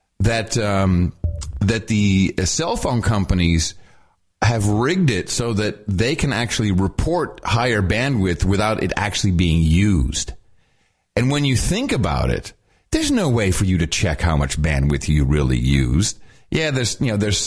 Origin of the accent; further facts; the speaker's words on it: New Jersey, United States; moved away; also born or lived in London / San Francisco; I'm from Jersey